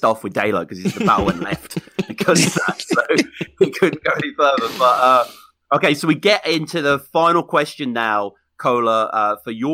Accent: England, United Kingdom; I'm fucking English

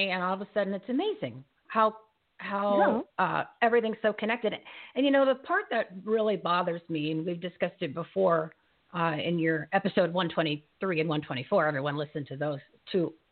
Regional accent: New Jersey, United States; I'm from New Jersey

